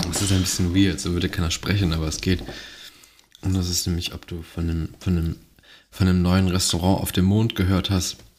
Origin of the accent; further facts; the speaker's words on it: Mönchengladbach, North Rhine-Westphalia, Germany; Ich komme aus Mönchengladbach